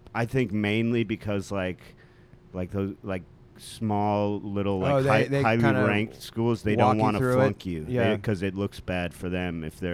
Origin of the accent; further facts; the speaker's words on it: Cleveland Heights, Ohio, United States; moved away as an adult; now in New York, United States; I grew up in Cleveland Heights, which is right outside of Cleveland